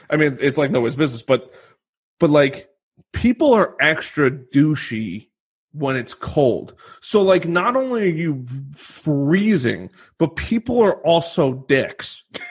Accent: New York, United States; I came from New York has the top 3 highest.

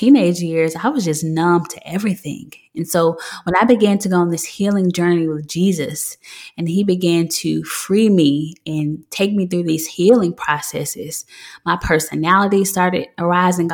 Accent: Memphis, Tennessee, United States; I'm from Memphis, Tennessee.

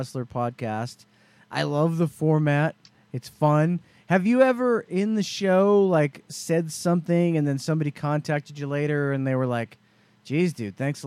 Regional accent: United States; we're American

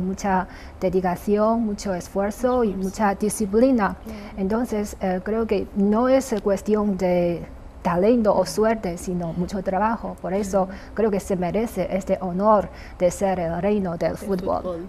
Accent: China; also born or lived in Brazil; los chinos

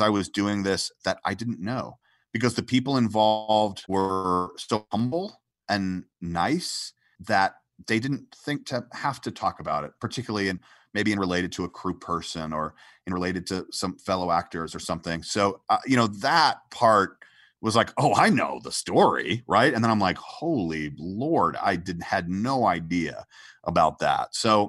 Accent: Atlanta, Georgia, United States; moved away as an adult; I came from Atlanta, Georgia. I was born in Atlanta, Georgia

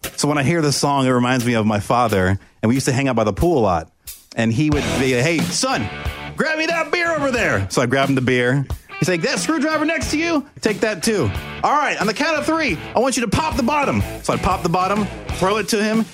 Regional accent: Oviedo, Florida, United States; moved away as an adult; I grew up in Orlando, Florida, a small town called Oviedo

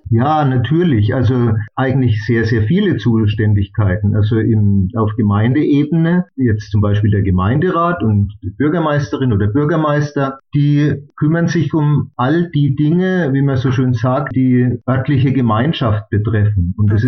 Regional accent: Bamberg, Bavaria, Germany; ich komme ja aus Bamberg

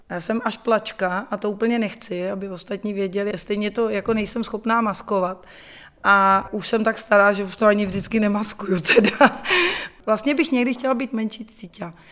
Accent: Czechia; also born or lived in England; vrátila jsem se domů jako sebevědomá Češka

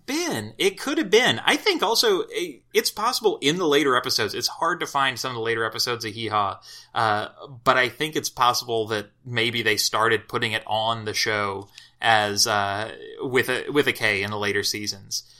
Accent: Southern Illinois, United States; moved away; also born or lived in Kentucky; I'm from, uh, Southern Illinois, which is considered sort of the upland south of the lower Midwest

